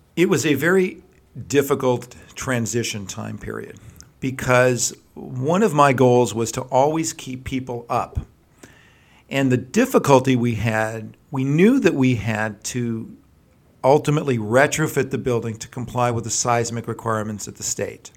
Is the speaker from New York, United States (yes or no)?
no; Los Angeles, California, United States; also born or lived in Berkeley, California; I grew up right here in the San Fernando Valley